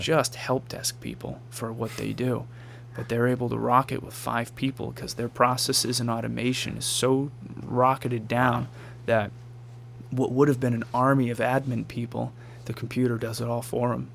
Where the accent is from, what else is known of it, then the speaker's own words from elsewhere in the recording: Marshfield, United States; also born or lived in Raleigh, North Carolina / Washington, District of Columbia, United States; I grew up around the corner. I grew up on Main Street wow. here in Marshfield